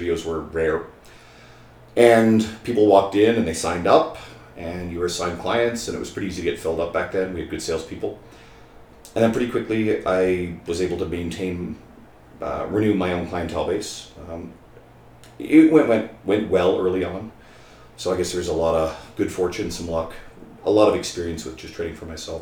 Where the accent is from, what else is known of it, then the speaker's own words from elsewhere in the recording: St. John's, Newfoundland and Labrador, Canada; moved away as an adult; now in Edmonton, Canada; I grew up in Newfoundland. St. John's, Newfoundland is home